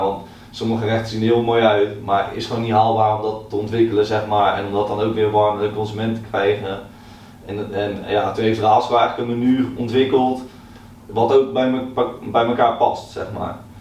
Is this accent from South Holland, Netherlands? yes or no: yes; Naaldwijk, South Holland, Netherlands; ik ben heel opgegroeid in uh, Naaldwijk, eh, tussen de kassen.